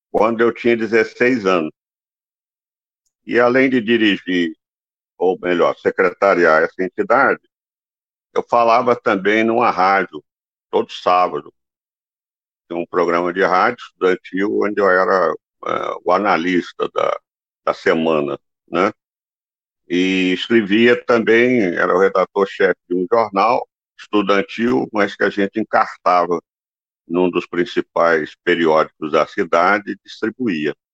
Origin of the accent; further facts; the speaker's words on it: Vitória, Espírito Santo, Brazil; Eu sou capixaba, né? É, Vitória, Espírito Santo.